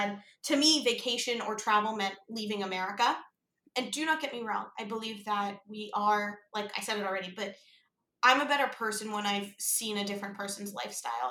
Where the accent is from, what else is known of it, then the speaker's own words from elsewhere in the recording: Pittsburgh, Pennsylvania, United States; I grew up in Pittsburgh